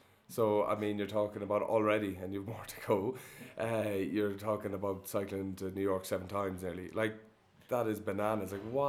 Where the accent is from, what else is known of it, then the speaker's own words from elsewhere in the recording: Limerick, Munster, Ireland; now in Quito, Ecuador; when they're from your hometown Limerick